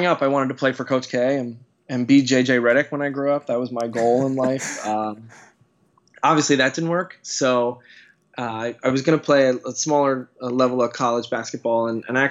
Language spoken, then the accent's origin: English; central New Jersey, United States; I grew up in central New Jersey, and I'm from a basketball family